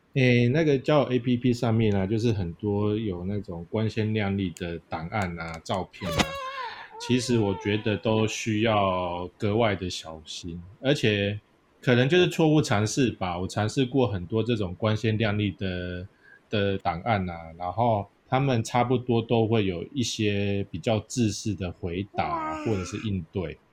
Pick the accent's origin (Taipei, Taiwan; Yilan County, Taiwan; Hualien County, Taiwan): Yilan County, Taiwan; 因为我是宜兰人会有点那个 Q